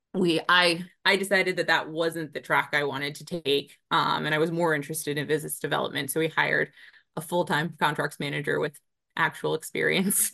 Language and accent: English; Springfield, Virginia, United States; So I grew up in Springfield, Virginia